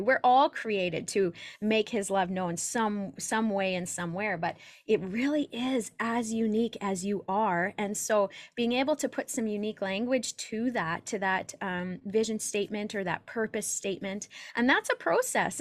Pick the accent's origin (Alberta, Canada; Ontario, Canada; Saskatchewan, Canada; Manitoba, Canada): Saskatchewan, Canada; Saskatoon; I'm from Saskatoon, Saskatchewan in Canada